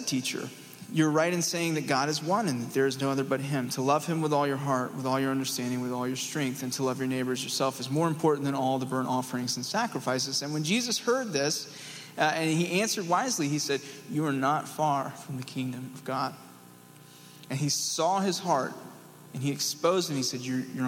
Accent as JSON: {"language": "English", "region": "East Tennessee", "country": "United States", "said": "I'm from East Tennessee"}